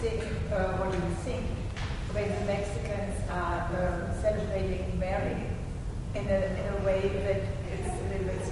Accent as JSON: {"language": "English", "town": "Kassel", "region": "Hesse", "country": "Germany", "said": "I come from Kassel."}